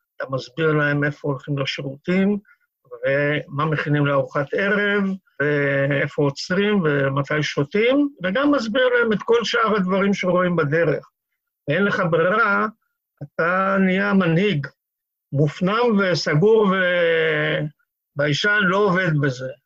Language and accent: Hebrew; Kiryat Tivon, Northern District, Israel; שזה חלק מטבעון של היום. שם נולדתי וגדלתי